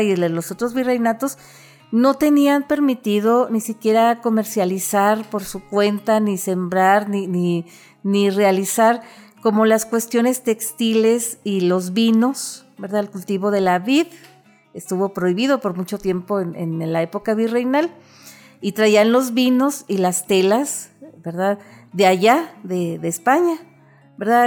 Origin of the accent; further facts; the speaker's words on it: northern Mexico, Mexico; nuestra esencia, eh, como norteños